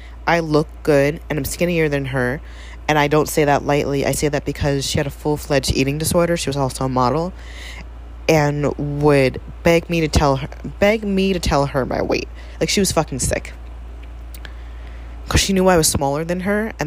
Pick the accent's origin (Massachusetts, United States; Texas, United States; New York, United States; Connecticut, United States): New York, United States; New York City; moved away; I am originally from the Bronx